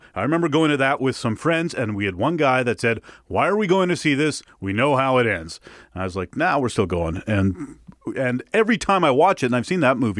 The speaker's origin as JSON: {"language": "English", "country": "Canada", "said": "I'm also a Canadian boy."}